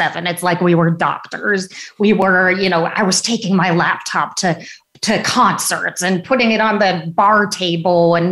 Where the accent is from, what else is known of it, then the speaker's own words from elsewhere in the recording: San Rafael, California, United States; also born or lived in Chicago, Illinois; So I'm from Chicago originally, but family moved to Northern California, to the Bay Area, in the late 70s. So I pretty much grew up, majority of my childhood was spent in a town called San Rafael, California